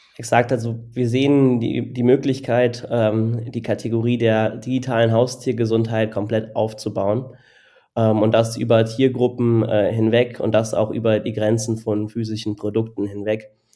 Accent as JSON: {"language": "German", "town": "Cologne", "region": "North Rhine-Westphalia", "country": "Germany", "moved": "yes", "lives_now": "Berlin, Germany", "said": "Ich komme ursprünglich aus Köln"}